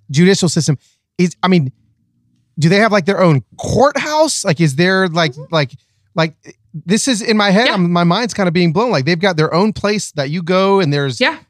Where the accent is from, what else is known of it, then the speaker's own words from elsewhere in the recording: Nashville, Tennessee, United States; my hometown of Nashville